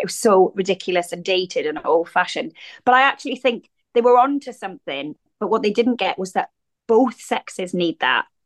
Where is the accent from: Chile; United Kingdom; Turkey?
United Kingdom; Wales; accent: regional accent; moved away as an adult; growing up in Wales as a teenager